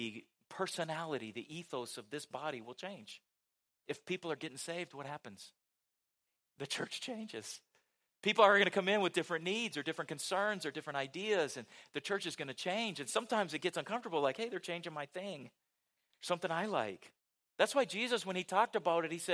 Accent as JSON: {"language": "English", "region": "West Coast", "country": "United States", "tie": "born or raised there", "moved": "yes", "said": "Growing up on the West Coast"}